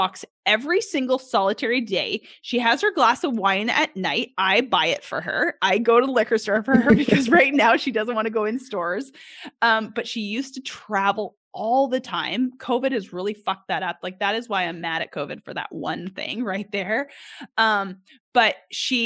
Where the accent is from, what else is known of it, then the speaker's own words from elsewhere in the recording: Edmonton, Alberta, Canada; now in Arkansas, United States; I grew up in Edmonton, Alberta, Canada